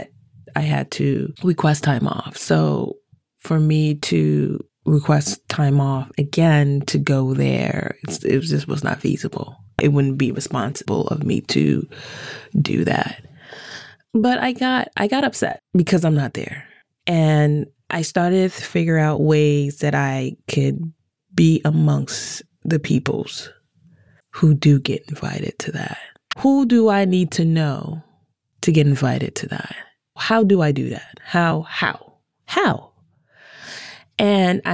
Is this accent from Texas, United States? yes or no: no; Washington, District of Columbia, United States; growing up in Chocolate City in D.C.